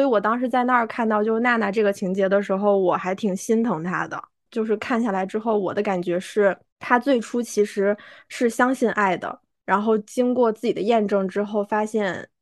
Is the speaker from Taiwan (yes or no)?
no; China; 我们中国人